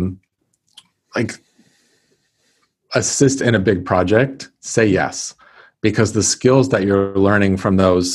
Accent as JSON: {"language": "English", "region": "California", "country": "United States", "also_born_or_lived": "Texas / Florida", "moved": "as an adult", "said": "I'm from California."}